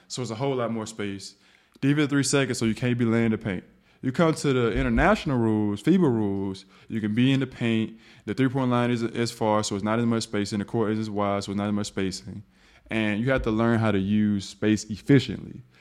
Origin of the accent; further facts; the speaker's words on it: the South, United States; I'm from the South.